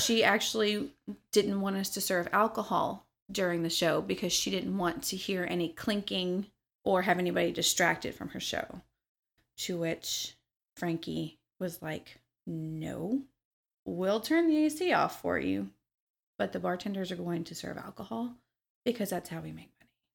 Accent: Memphis, Tennessee, United States; also born or lived in Missouri; now in Louisville, United States; I did a lot of my growing up in Memphis, Tennessee. I was born in Missouri

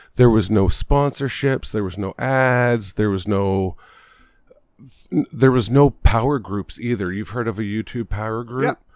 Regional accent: Canada; we're Canadian.

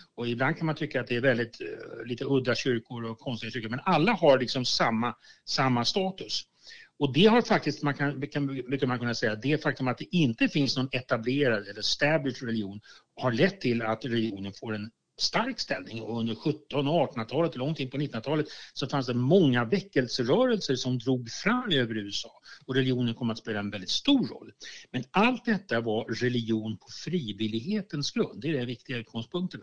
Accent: Sweden; jag som sekulariserad svensk

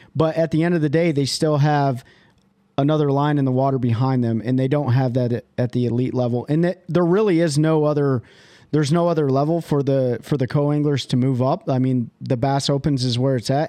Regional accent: Michigan, United States; I'm from Michigan

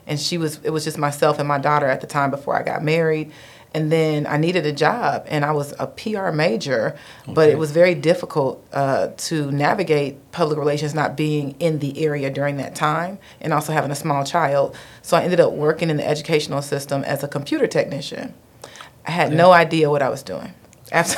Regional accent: Dayton, Ohio, United States; also born or lived in Detroit / Alabama; I am actually from Dayton. So born and raised in Dayton

